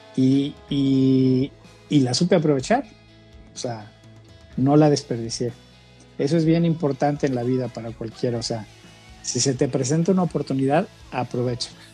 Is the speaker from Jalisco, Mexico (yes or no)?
yes; Guadalajara, Jalisco, Mexico; moved away as an adult; now in San Luis Potosí, Mexico; soy originario de Guadalajara, y me mudé a San Luis Potosí para unirme al proyecto de Mexicanal